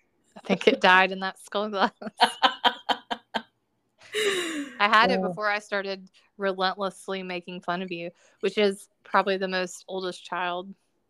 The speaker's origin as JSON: {"language": "English", "region": "Georgia", "country": "United States", "tie": "born or raised there", "said": "I'm from Georgia, and I picked peaches."}